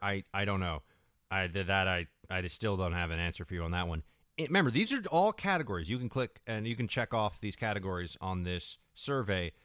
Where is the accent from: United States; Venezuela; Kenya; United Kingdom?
United States; as an American